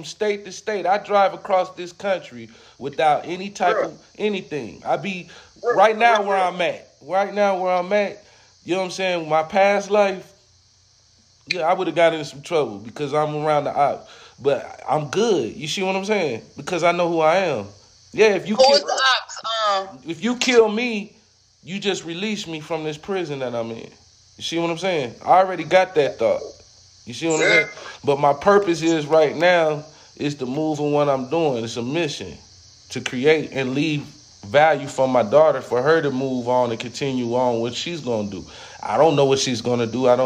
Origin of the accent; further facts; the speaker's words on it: California, United States; now in Charlotte, United States; I'm all the way in Charlotte. I'm from California.